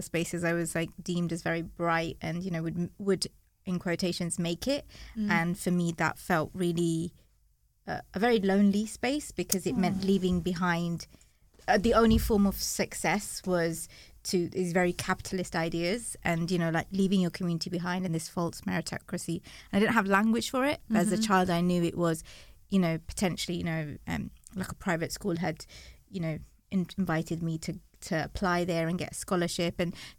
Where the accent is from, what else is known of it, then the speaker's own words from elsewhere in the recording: London, United Kingdom; So I grew up in East London and you know grew up on an estate